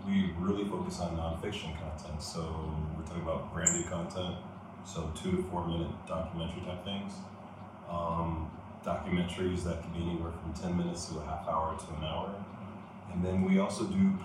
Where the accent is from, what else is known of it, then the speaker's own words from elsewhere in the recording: Los Angeles, California, United States; moved away as an adult; also born or lived in Goleta, California / Washington, District of Columbia, United States; now in Ghana; I was born in Los Angeles. In Culver City